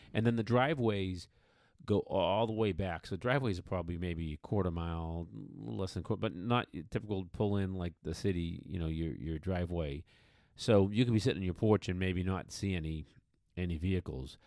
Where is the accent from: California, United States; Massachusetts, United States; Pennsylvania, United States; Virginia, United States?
Massachusetts, United States; just west of Boston; moved away; In my home state of Massachusetts, out out west, you know, I grew up just west of Boston